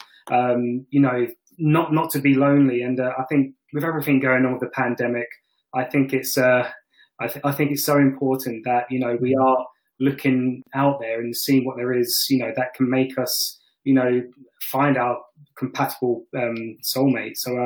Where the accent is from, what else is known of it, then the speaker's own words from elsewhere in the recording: London, United Kingdom; I'm from London, England.